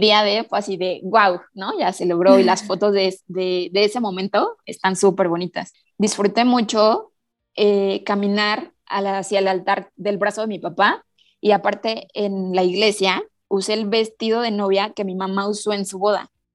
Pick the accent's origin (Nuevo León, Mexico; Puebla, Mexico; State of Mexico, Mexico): State of Mexico, Mexico; Toluca; soy de Toluca, del Estado de México